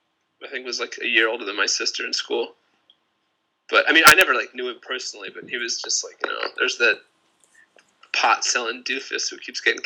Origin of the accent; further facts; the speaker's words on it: Seattle, Washington, United States; because I grew up in Seattle.